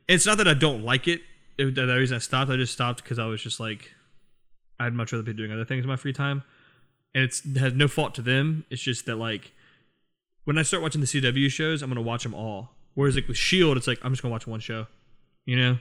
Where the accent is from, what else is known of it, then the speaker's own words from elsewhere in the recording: Virginia, United States; I have a bunch of friends from here, from my hometown in Virginia